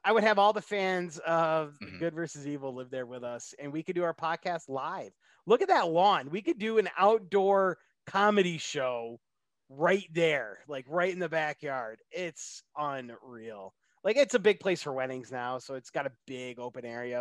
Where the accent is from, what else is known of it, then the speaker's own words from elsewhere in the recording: New York, United States; moved away; go back to my home state of New York